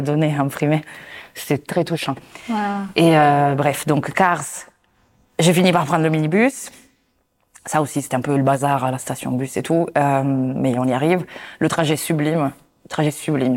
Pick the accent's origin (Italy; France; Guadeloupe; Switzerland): Italy; je suis italienne